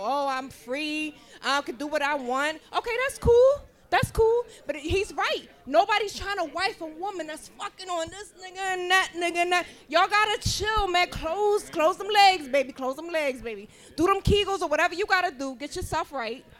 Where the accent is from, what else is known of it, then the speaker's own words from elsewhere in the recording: Philadelphia, Pennsylvania, United States; I know I got a weird accent, but I'm born and raised in Philly